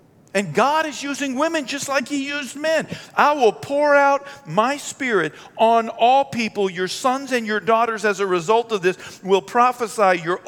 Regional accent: United States; born and raised in America

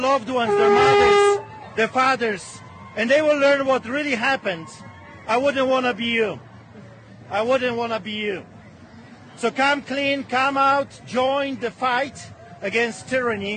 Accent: Poland; moved away; I grew up in Poland

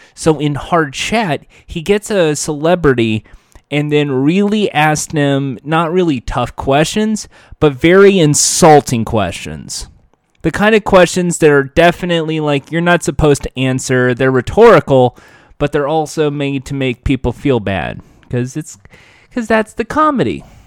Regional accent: United States; I'm an American

